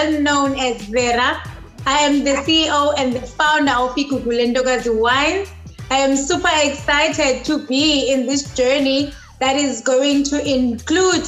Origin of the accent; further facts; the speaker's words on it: Willowvale, Eastern Cape, South Africa; now in Cape Town, South Africa; I was born in the Eastern Cape. Right. In Willow Vale, to be specific